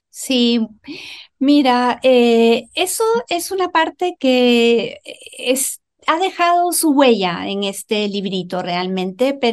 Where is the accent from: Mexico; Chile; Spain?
Chile; aquí como dicen aquí en Chile mis ah. compatriotas, porque yo también soy chilena